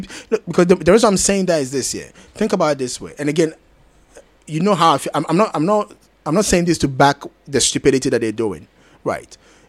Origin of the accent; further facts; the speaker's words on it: Ghana; I'm Ghanaian.